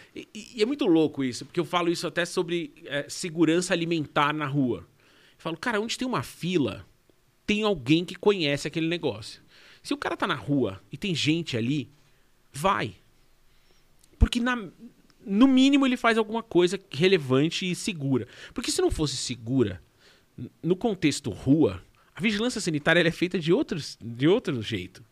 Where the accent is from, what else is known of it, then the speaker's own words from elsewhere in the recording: Brazil; eu sou do Brasil